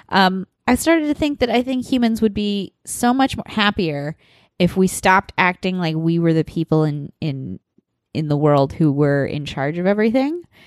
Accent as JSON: {"language": "English", "region": "Nebraska", "country": "United States", "moved": "yes", "said": "I'm from Nebraska"}